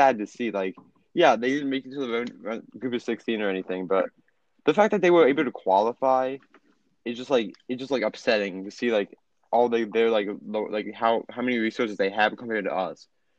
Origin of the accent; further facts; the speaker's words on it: United States; as an American